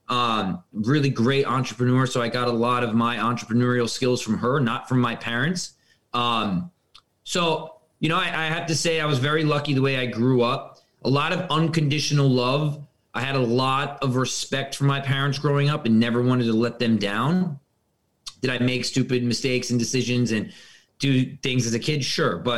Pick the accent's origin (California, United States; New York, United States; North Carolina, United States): New York, United States; Westchester; I was born and raised in Westchester, New York.